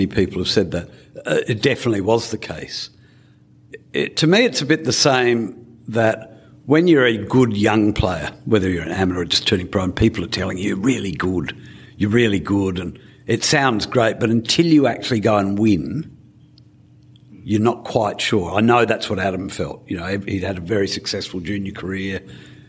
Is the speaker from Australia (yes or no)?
yes; Australia